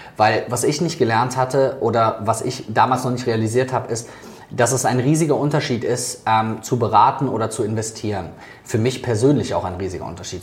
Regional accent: Germany; also born or lived in Netherlands; bei uns in Deutschland

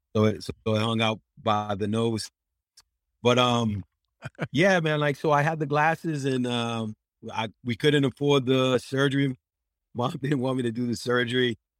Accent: Worcester, Massachusetts, United States; I did it in my hometown, in my home city, and, uh, uh, and it's in Worcester, Mass. I'm a Boston comedian, but I'm, I'm from Worcester

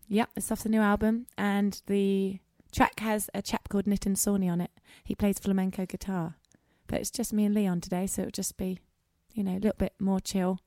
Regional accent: England, United Kingdom; I'm English

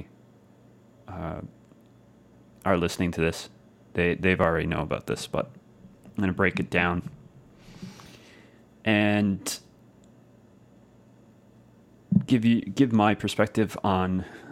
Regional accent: Clarenville, Newfoundland and Labrador, Canada; Clarenville, Newfoundland, Canada, of course, my hometown

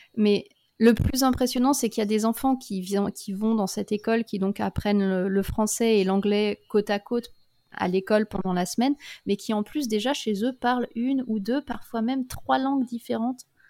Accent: France; moved away as an adult; now in Australia; en grandissant en France

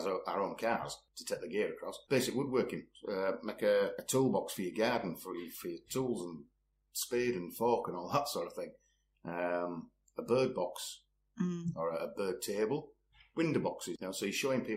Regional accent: Leeds, Yorkshire and the Humber, United Kingdom; now in Richmond, United Kingdom; born and bred in Leeds.

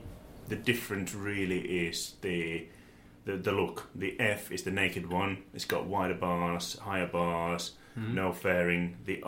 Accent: Finland; moved away as an adult; now in United Kingdom; I'm originally from Finland. I was born and raised there many, many moons ago. Mm-hmm. Moved in this country about 20 years ago

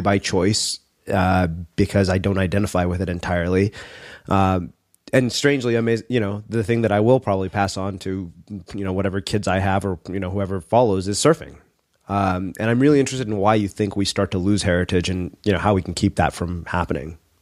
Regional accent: United States; grown up as an Indian American

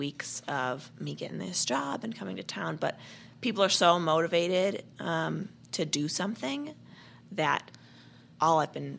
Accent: St. Louis, Missouri, United States; moved away as an adult; also born or lived in Washington, D.C.

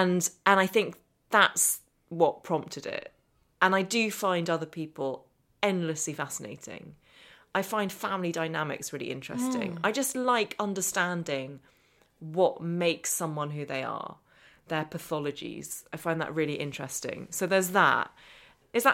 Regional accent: Northern Ireland, United Kingdom; accent: English; But I speak with an English accent. I was born over here and I grew up in Northern Ireland, and my accent always really marked me out.

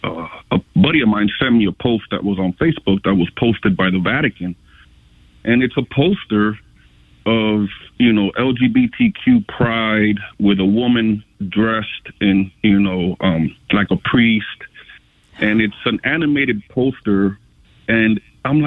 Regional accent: United States; I'm an American because I was born in this country

